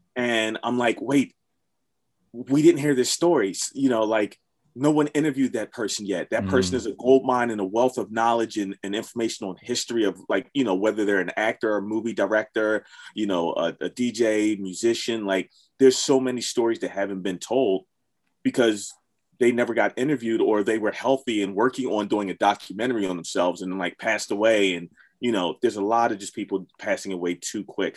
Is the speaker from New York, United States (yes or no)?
no; Philadelphia, Pennsylvania, United States; growing up in Philly